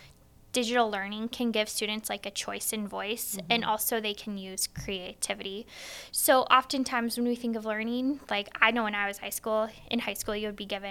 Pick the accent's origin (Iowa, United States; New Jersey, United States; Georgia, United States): Iowa, United States; Wheatland